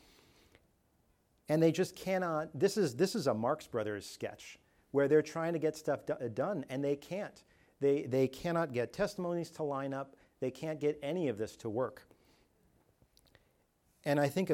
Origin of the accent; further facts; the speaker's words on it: Canada; moved away; I'm from Canada where it's not that hot at all the time